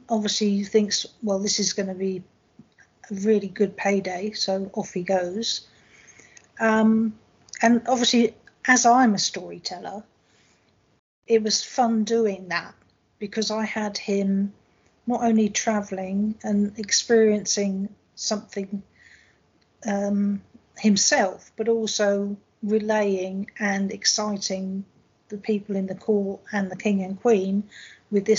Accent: England, United Kingdom; moved away; I am from England

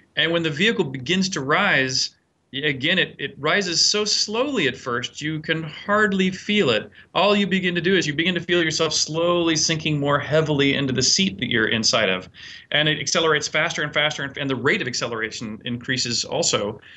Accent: United States; myself as an American

